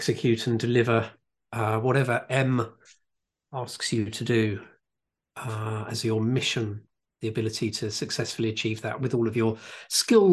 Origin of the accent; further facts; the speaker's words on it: United Kingdom; I am British